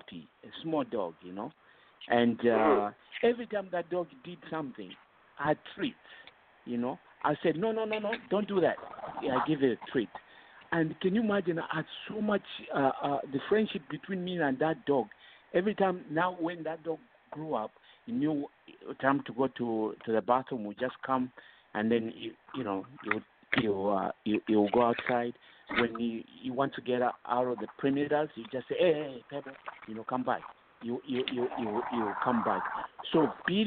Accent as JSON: {"language": "English", "country": "Zambia", "tie": "born or raised there", "moved": "as an adult", "lives_now": "United States", "said": "Growing up in Zambia, we used to have dogs"}